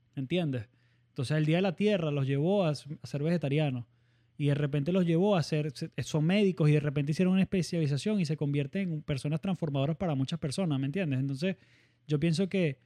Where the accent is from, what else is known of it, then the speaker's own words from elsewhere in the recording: Barquisimeto, Lara, Venezuela; no soy de costa, soy de Barquisimeto